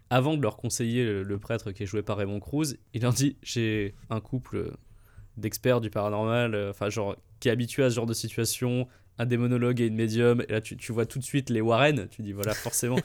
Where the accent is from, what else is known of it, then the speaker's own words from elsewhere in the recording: Montélimar, Auvergne-Rhône-Alpes, France; on vient de Montélimar